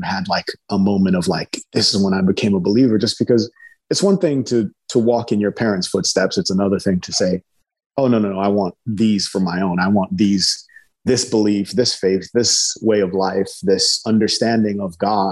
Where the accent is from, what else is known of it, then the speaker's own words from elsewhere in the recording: Nigeria; I'm from Nigeria. Nigeria is a majority Muslim country. My uncles and cousins are Muslims or other. Being around people with other beliefs was normal for me.